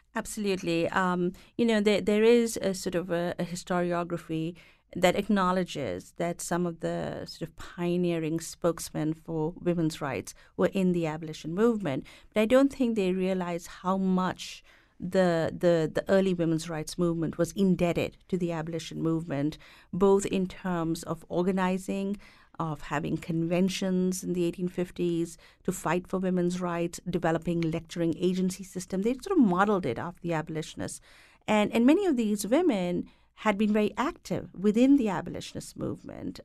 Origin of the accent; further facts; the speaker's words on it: India; moved away; having grown up and being educated in India